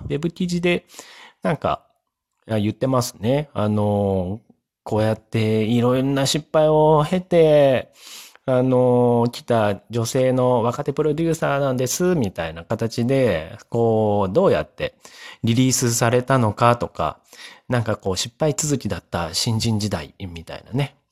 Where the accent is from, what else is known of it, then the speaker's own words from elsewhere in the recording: Chiba, Japan; 多分、その地域が塾が多い地域で、かつ都内に出やすい千葉県なんですよ